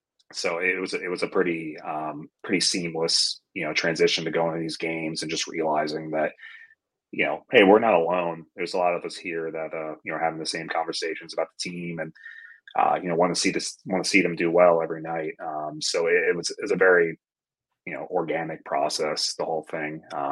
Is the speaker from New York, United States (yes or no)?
yes; Fort Salonga, New York, United States; also born or lived in Valley Stream; So I was born in Valley Stream. I lived there until I was about six. And then we were in Fort Salonga, like Smithtown area, until we moved. So that was where I was. So I was in Nassau, then I was Suffolk.